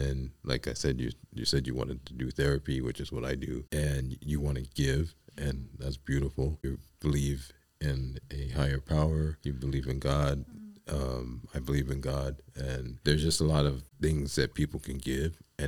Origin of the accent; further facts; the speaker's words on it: New York City, New York, United States; moved away; I'm from the Bronx